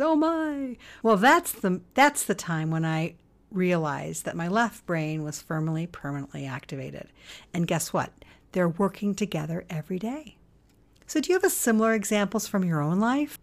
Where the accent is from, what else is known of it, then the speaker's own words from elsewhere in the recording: United States; us Americans